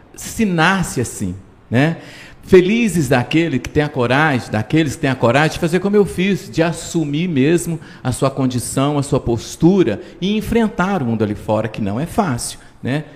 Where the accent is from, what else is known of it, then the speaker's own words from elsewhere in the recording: Patos de Minas, Minas Gerais, Brazil; Curraleiro, que é onde eu nasci